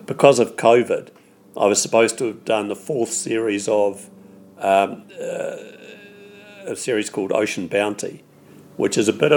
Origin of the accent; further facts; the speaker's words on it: New Zealand; being a Kiwi